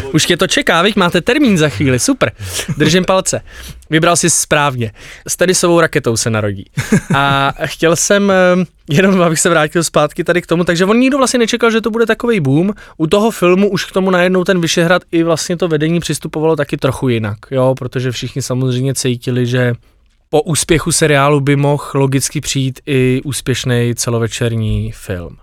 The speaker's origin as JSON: {"language": "Czech", "region": "Bohemia", "country": "Czechia", "said": "u nás v Čechách"}